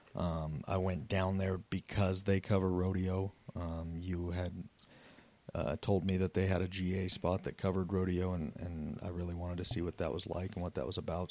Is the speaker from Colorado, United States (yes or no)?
yes; Southeast Wyoming, Northwest Colorado, United States; moved away as an adult; I'm originally from Southeast Wyoming, Northwest Colorado, played sports all my life